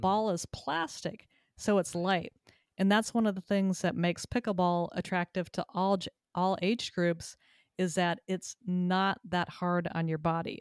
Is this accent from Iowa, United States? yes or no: no; Southern California, United States; also born or lived in Texas; now in Connecticut, United States; I moved to Connecticut from Texas after living there for twenty-five years and growing up in Southern California.